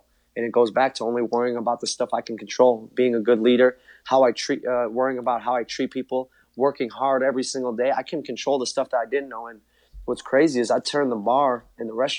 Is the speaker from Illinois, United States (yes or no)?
yes; Chicago, Illinois, United States; growing up in Chicago, being really the biggest Bulls fan